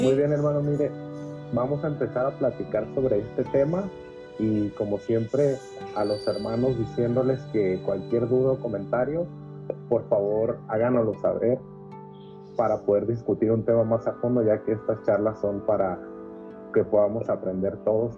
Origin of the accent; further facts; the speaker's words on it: Mexico; yo soy mexicano